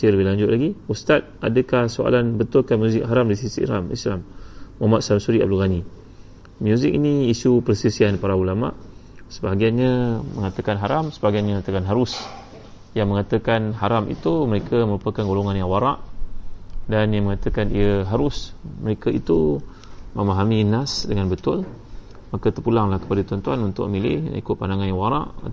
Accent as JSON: {"language": "Malay", "country": "Singapore", "said": "InsyaAllah saya orang Singapura"}